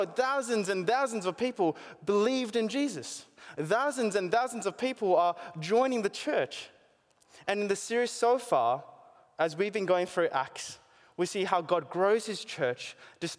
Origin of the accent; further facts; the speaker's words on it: Australia; growing up here as an Asian born in Australia